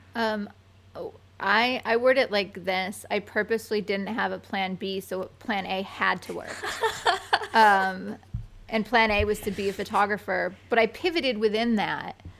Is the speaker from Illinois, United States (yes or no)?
no; Binghamton, New York, United States; born or raised there; now in New York City, United States